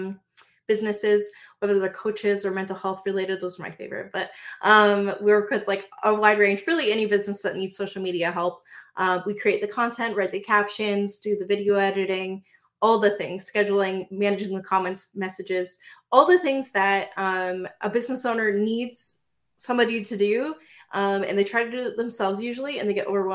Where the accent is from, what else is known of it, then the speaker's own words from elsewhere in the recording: Windsor, Ontario, Canada; I am from Windsor, Ontario.